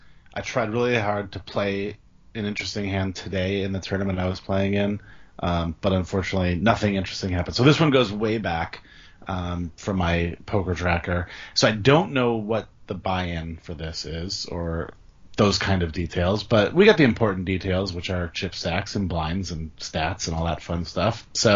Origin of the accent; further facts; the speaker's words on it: Michigan, United States; moved away; I'm originally from Michigan